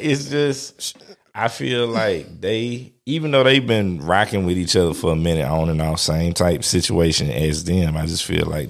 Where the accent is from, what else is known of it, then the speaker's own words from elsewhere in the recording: Brunswick, Georgia, United States; I'm originally from Brunswick, Georgia, all the way at the bottom of the map.